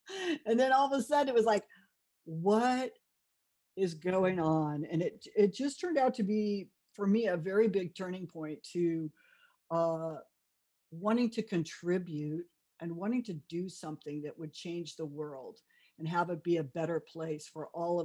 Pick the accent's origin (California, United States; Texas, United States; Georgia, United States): California, United States; South Bay area; moved away as an adult; also born or lived in New York; I'm originally from California. I was a surfer girl. I went to UCSB. I grew up in the South Bay area